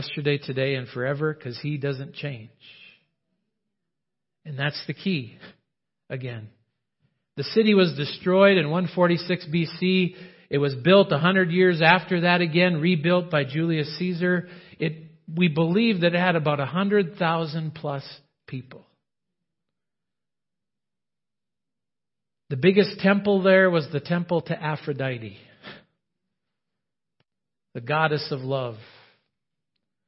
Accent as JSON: {"language": "English", "town": "Roseau", "region": "Minnesota", "country": "United States", "tie": "born or raised there", "moved": "yes", "said": "I came from Roseau"}